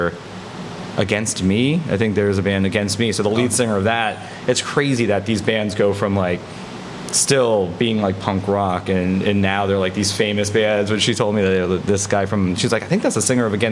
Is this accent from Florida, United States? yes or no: yes; Miami Beach, Florida, United States; now in Orlando, United States; I'm from Miami Beach